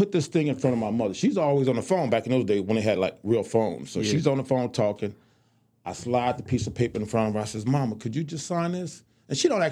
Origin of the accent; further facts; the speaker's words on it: Chicago, Illinois, United States; moved away; growing up in Chicago